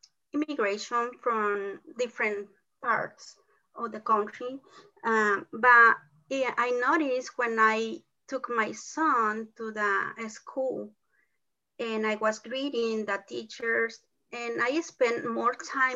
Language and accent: English; Mexico; first language Spanish; English is a second language; moved away as an adult; also born or lived in Oklahoma, United States; now in Oklahoma City, United States; I came from Mexico with a tourist visa.